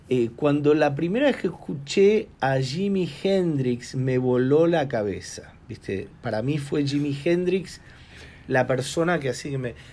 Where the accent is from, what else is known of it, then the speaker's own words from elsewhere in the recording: Argentina; moved away; yo de chico tuve la oportunidad en Argentina, a los 17 años, de tocar con un gran maestro del tango, el señor Rodolfo Mederos.